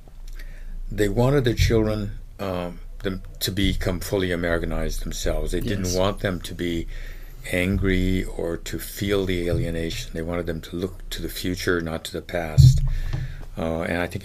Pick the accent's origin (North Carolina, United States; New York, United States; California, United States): California, United States; Gardena; first language Japanese; English is a second language; also born or lived in Cincinnati / Chicago / Cleveland; I grew up in Gardena, where a lot of Japanese were.